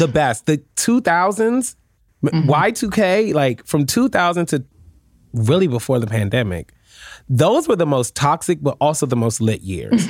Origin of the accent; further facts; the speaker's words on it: Washington, District of Columbia, United States; also born or lived in Prince George's County, Maryland / New York / Florida; now in New Jersey, United States; I grew up in Washington D.C. and I will mm-hmm. always say I am a D.C. native